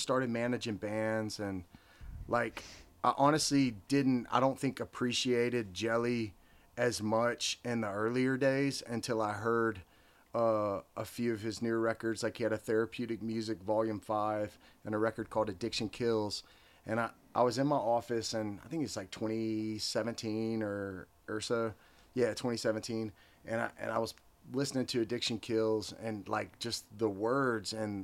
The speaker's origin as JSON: {"language": "English", "town": "Lebanon", "region": "Tennessee", "country": "United States", "tie": "born or raised there", "said": "growing up in Lebanon"}